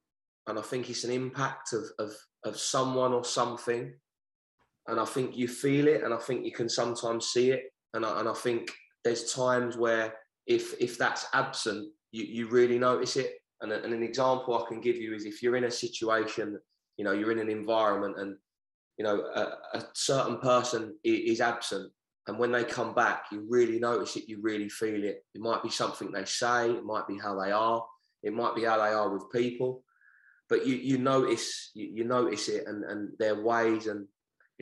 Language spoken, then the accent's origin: English; London, United Kingdom; moved away as an adult; now in Hartford, United States; I'm from the Downham estate